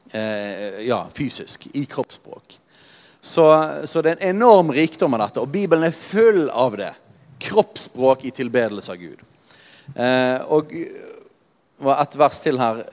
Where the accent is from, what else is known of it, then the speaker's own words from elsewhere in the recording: Norway; vi er nordmenn